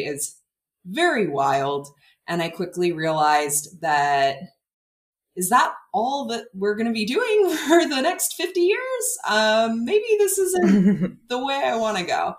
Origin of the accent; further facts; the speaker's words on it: California, United States; I grew up in California